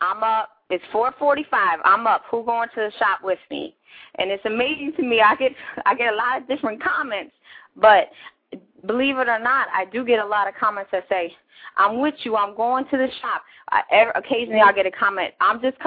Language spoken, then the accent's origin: English; near Chicago, Illinois, United States; moved away; grew up near Chicago